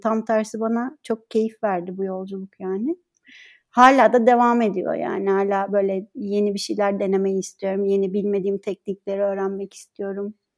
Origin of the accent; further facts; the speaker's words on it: Ankara, Turkey; moved away as an adult; also born or lived in Istanbul; now in Izmir, Turkey; Ankara doğumluyum